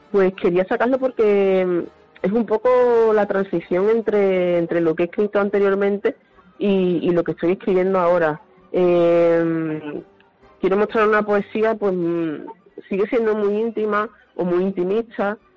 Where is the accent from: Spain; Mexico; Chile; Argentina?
Spain; Huelva, Andalusia; yo soy de Huelva